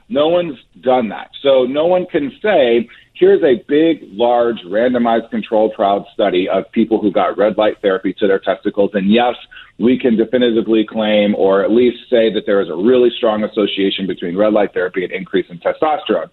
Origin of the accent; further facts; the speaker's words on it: Nebraska, United States; moved away; I grew up in Nebraska